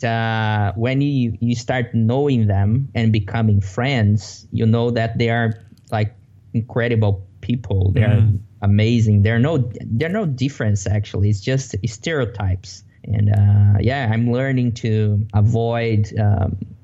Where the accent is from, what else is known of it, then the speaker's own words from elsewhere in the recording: Brazil; English is a second language; moved away as an adult; now in Vancouver, Canada; I'm originally from Brazil. I have been here in Canada since March 2015